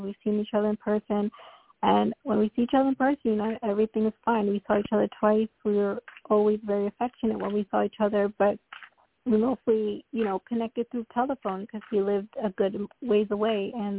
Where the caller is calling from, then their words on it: Florida, United States; I'm calling from Florida.